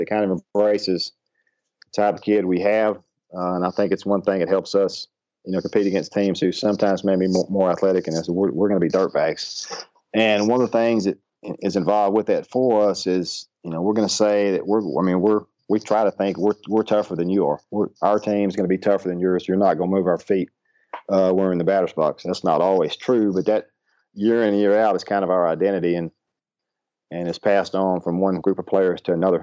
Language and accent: English; Ashdown, Arkansas, United States; where I grew up in Ashdown, Arkansas